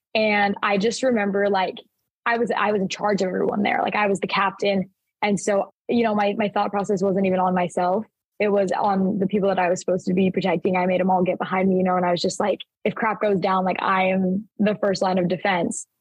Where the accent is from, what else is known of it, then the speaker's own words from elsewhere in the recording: Mesa, Arizona, United States; also born or lived in Gilbert, Arizona; We moved from Gilbert, Arizona to Mesa, Arizona. And so I, I started a new school. It was like halfway through kindergarten.